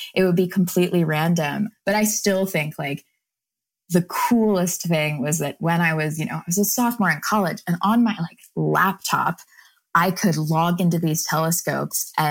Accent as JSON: {"language": "English", "region": "North Carolina", "country": "United States", "tie": "born or raised there", "said": "I grew up in North Carolina"}